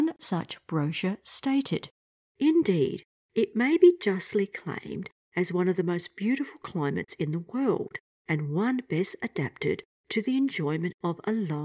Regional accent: New South Wales, Australia; also born or lived in Croatia; coming from Australia, I have never seen snow in my life, although that's not quite right, because I was born in Croatia, and I have photos of myself in the snow at the age of about 3. But then we migrated to Australia

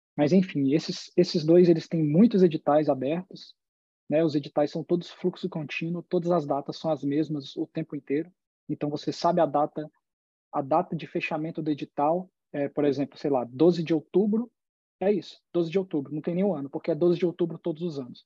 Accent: Federal District, Brazil; moved away as an adult; also born or lived in Miami, Florida / Boston, Massachusetts; now in California, United States; eu morei a vida toda no Distrito Federal

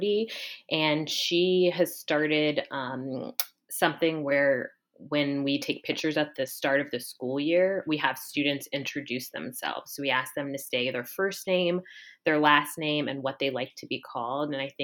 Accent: Columbus, Ohio, United States; moved away as an adult; born and raised in Columbus

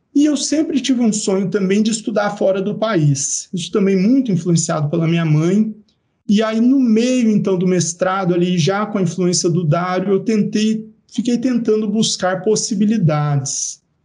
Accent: Araraquara, São Paulo, Brazil; moved away as an adult; also born or lived in Piracicaba / Goiânia / Lavras; eu nasci em Piracicaba, cresci em Araraquara

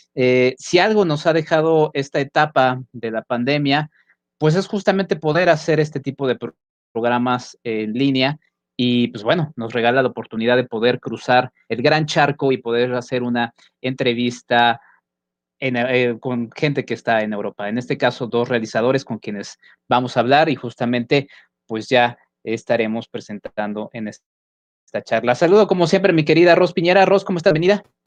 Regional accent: Mexico; en nuestro país, en México también.

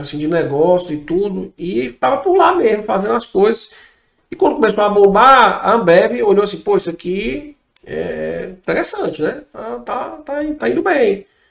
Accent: Fortaleza, Ceará, Brazil; sou de Fortaleza

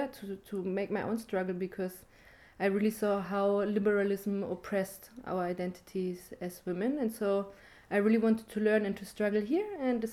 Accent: Germany; moved away as an adult; now in Rojava, Syria; I come from Germany

